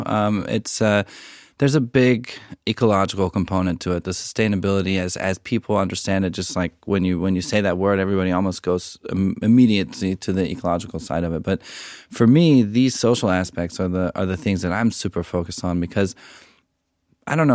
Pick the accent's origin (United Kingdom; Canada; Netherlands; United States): United States; being American